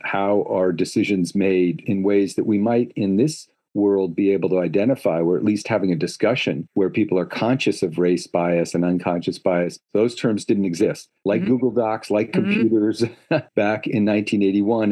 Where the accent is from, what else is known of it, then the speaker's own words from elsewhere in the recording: Palo Alto, California, United States; in the 70s was when I was growing up in Palo Alto